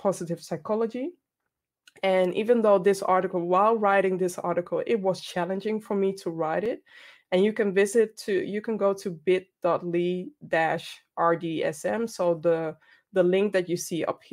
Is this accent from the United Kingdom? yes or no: no; Ghana; I'm Ghanaian